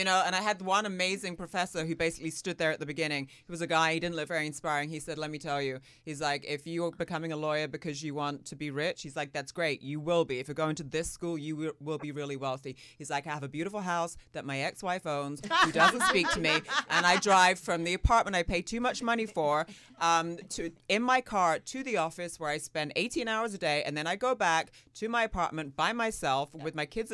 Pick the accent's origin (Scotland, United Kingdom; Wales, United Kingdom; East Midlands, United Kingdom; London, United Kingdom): London, United Kingdom; moved away as an adult; My accent is so mangled now. I grew up in London, so I was there until I was, you know, like 18.